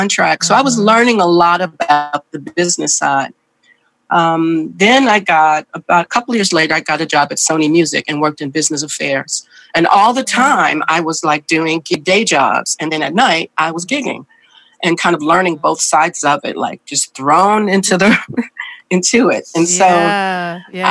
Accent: Chicago, Illinois, United States; moved away as an adult; I was born and raised in Chicago, Illinois

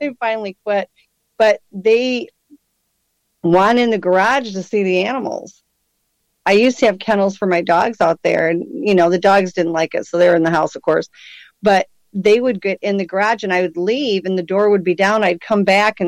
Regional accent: Michigan, United States; I was born and raised in Michigan

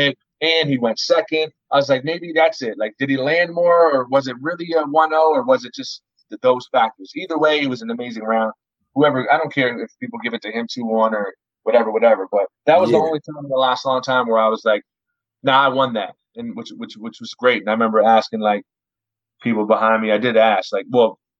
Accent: Dartmouth, Nova Scotia, Canada; I'm not from this side of town. I'm from Dartmouth.

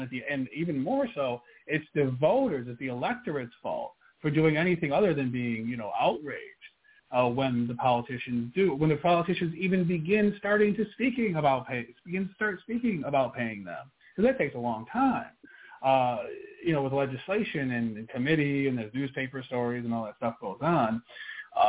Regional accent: Buffalo, New York, United States; moved away as an adult; now in West Virginia, United States; I'm from Buffalo

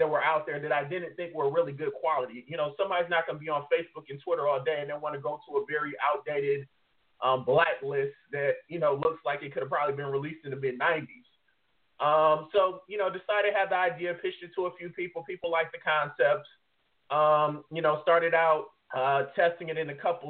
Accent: Detroit, Michigan, United States; moved away; originally I'm from Detroit, Michigan.

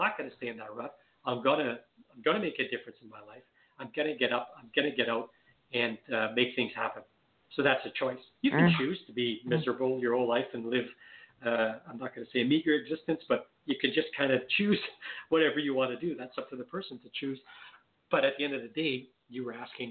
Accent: Canada; accent: French Canadian; I'm French Canadian. You might be able to tell from my little bit of an accent. So I'm French Canadian

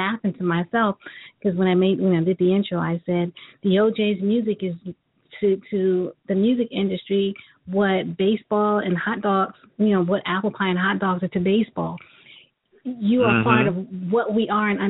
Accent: New York, United States; also born or lived in Cleveland, Ohio; my hometown, New York

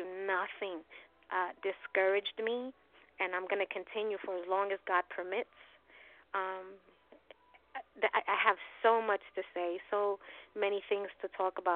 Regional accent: New York City, New York, United States; I'm from Hell's Kitchen, Midtown Manhattan, born and raised.

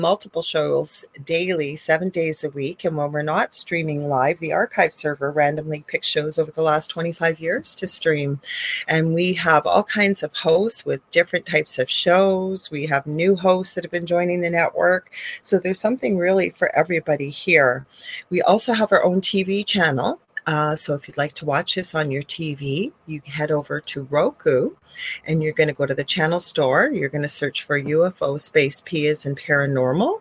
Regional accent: Canada; I am a Canadian spiritual medium

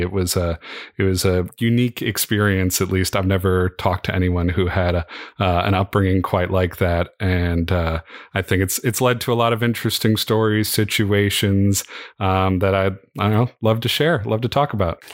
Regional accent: Midwest, United States; growing up in the Midwest

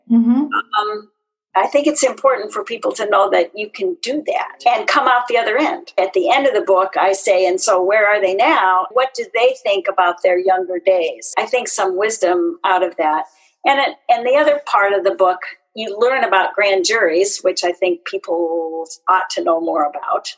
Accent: Kirkland, Washington, United States; also born or lived in Seattle, Washington; I actually grew up and went to high school in uh, Kirkland

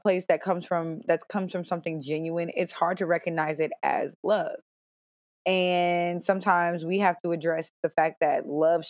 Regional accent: Cincinnati, Ohio, United States; also born or lived in Stamford, Connecticut / Raleigh, North Carolina; I was born in Stamford, Connecticut. I grew up in Cincinnati. We moved here when I was in the second grade

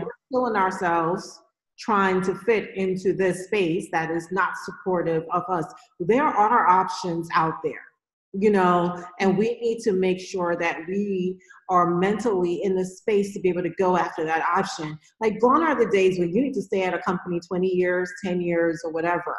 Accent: New York, United States; because I'm from New York, but a lot of New Yorkers just want to stay in New York.

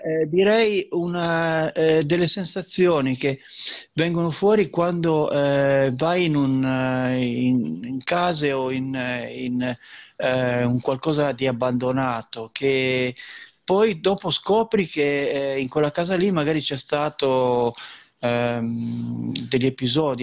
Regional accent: Liguria, Italy

